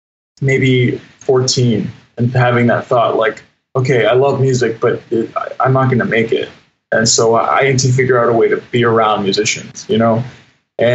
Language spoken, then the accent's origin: English; D.C., Virginia, United States; I'm from Virginia, right outside of Washington, D.C., and I grew up just loving music